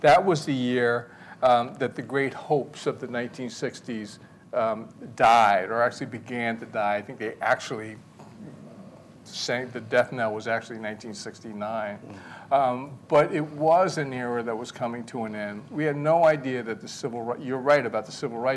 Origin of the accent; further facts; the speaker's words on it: Montclair, New Jersey, United States; my sister and I grew up in Montclair